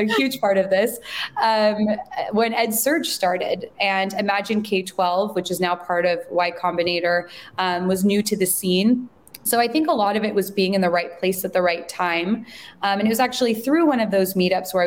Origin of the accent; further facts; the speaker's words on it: San Francisco Bay Area, California, United States; I'm originally from the Bay Area, but moved to the city shortly after finishing my master's program